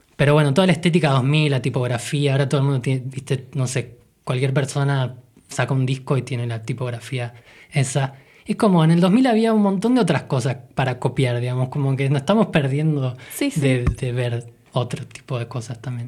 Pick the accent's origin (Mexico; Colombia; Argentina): Argentina; las cosas que nosotros veíamos en nuestra infancia acá en Argentina